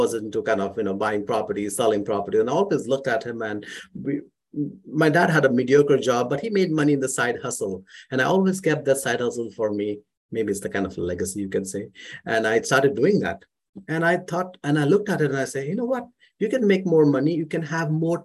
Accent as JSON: {"language": "English", "town": "Mumbai", "region": "Maharashtra", "country": "India", "tie": "born or raised there", "moved": "as an adult", "lives_now": "Calgary, Canada", "said": "I grew up in India, in Mumbai"}